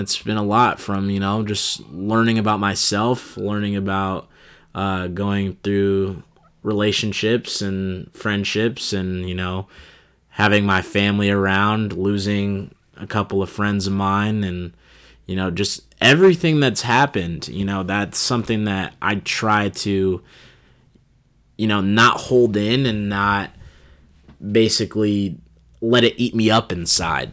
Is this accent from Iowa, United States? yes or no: yes; Des Moines, Iowa, United States; also born or lived in Cedar Rapids; my hometown of Des Moines, Iowa